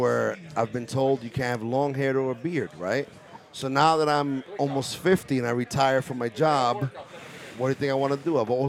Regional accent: New York, United States; It's not with an E-R, it's with an A, because I'm from New York.

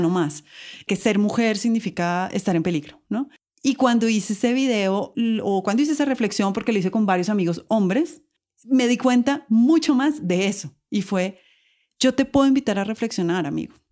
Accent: Colombia; accent: Colombian

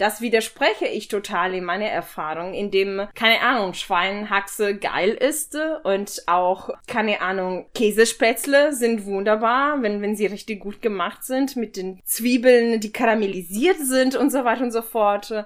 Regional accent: Ferrara, Emilia-Romagna, Italy; German is a second language; moved away; in meiner Heimatstadt in Ferrara

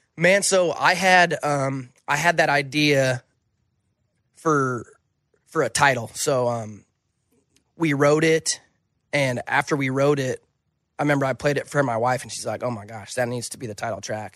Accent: Wyoming, United States; moved away; when I moved away from Wyoming

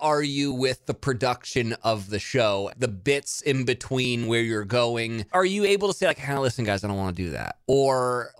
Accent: California, United States; also born or lived in Oxford, Mississippi; I'm from California, but I went to school in Mississippi

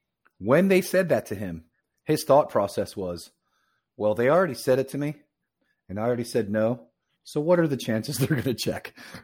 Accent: Florida, United States; As growing up in South Florida.

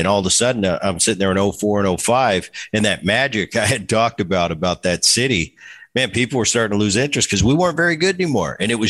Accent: Philadelphia, Pennsylvania, United States; And I grew up in Philly. So I'm watching the 70s and the 80s into the 90s.

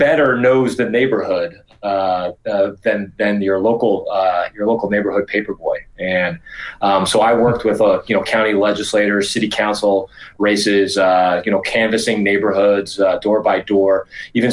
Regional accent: Yonkers, New York, United States; I grew up in Yonkers, New York, and I'm actually the son of Irish immigrants.

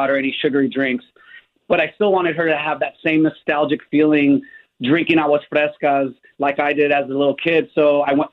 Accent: Catalina Island, California, United States; also born or lived in San Francisco; now in Los Angeles, United States; ever since I was 12 years old on Catalina Island, where I'm from

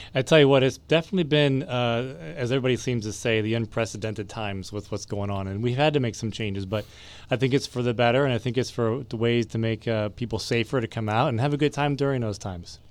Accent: Ohio, United States; moved away; I come from Ohio, so we have a, some very good, uh, Indian cuisine up there as well

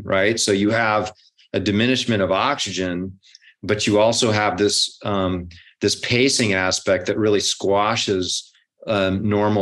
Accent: Hawaii, United States; I grew up in Hawaii, so I had to, you know, fight the locals.

